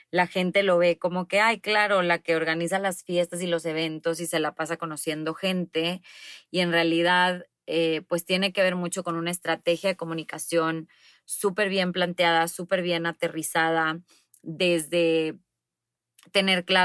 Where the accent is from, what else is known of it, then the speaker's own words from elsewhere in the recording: Monterrey, Nuevo León, Mexico; soy de Monterrey, tengo 35 años